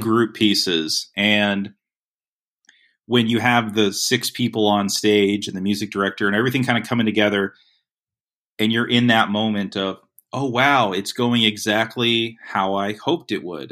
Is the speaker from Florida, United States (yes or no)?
yes; Lee County, Florida, United States; where I grew up in Florida